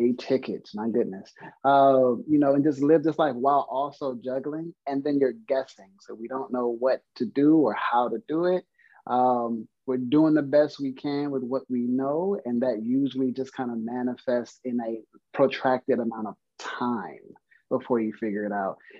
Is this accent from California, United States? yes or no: yes; Compton, California, United States; I'm originally from Compton, California.